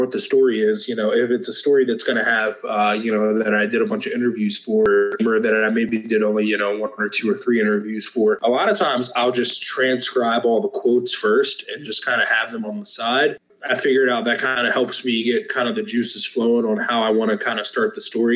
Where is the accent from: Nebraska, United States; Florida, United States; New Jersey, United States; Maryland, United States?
Maryland, United States; moved away as an adult; now in Georgia, United States; I lived in Maryland for most of my life, went to school, got my first job in Maryland.